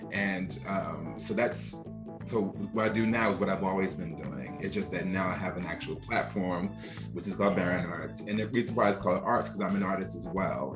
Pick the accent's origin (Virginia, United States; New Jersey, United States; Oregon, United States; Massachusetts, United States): New Jersey, United States; Newark; I grew up in Newark, New Jersey